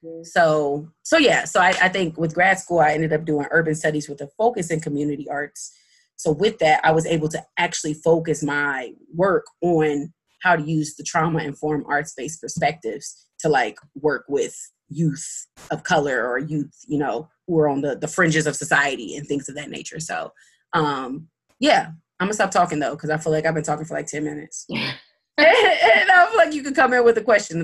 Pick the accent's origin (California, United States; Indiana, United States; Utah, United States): Indiana, United States; Muncie; growing up in Muncie, you don't see much like arts, period